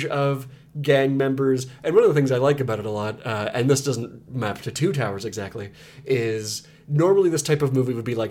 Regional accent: the Maritimes, Canada; accent: twang; I was raised in the Maritimes, so I got a twang

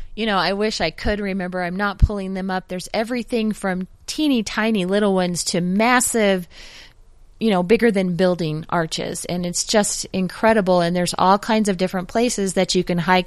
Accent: Denver, Colorado, United States; I'm from the Denver area.

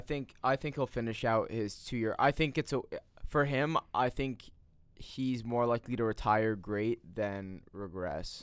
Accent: New Jersey, United States; I'm from New Jersey

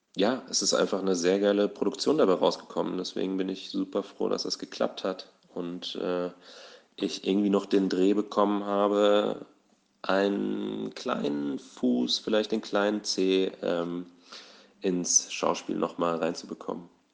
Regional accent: Southern Hesse, Germany; moved away; ursprünglich komme ich aus Südhessen, da bin ich aufgewachsen, zur Schule gegangen

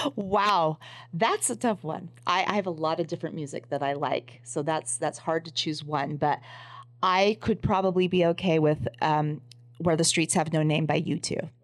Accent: Los Angeles, California, United States; I grew up in Los Angeles

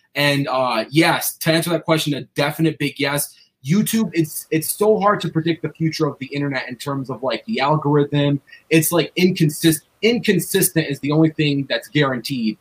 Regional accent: Cleveland, Ohio, United States; I grew up in Cleveland, so I'm like a diehard Cavaliers fan

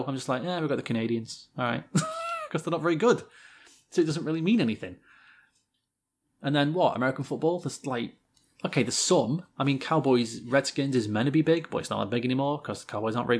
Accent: Hammersmith, London, United Kingdom; Well, I come from Hammersmith.

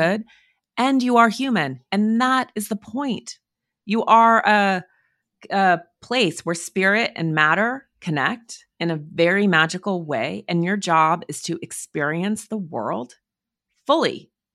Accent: Montana, United States; I grew up in Montana, in the woods

